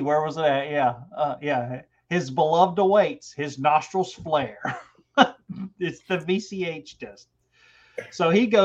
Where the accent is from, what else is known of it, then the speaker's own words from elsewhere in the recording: Georgia, United States; I'm from Georgia, so I have a pronunciation problem anyway